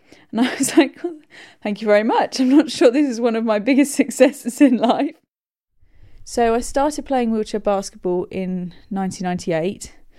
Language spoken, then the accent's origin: English; Buckinghamshire, South East England, United Kingdom; I grew up in Buckinghamshire